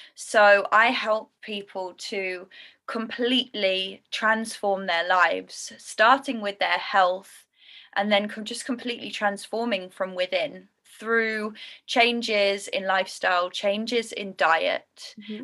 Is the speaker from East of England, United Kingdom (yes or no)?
no; London, United Kingdom; moved away as an adult; also born or lived in Indonesia; I'm from London